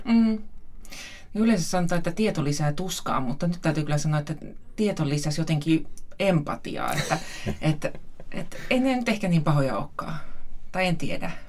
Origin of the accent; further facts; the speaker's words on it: Lapland, Finland; meillä Lapissa on niin paljon sääskiä